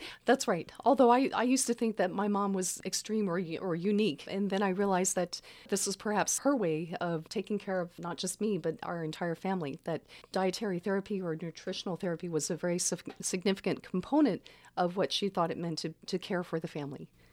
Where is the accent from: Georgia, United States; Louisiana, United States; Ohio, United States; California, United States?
Louisiana, United States; Baton Rouge; now in Santa Cruz, United States; I grew up in Baton Rouge.